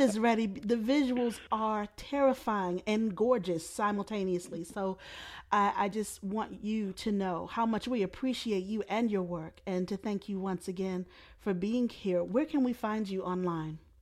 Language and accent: English; Baltimore, Maryland, United States; I'm from Baltimore as well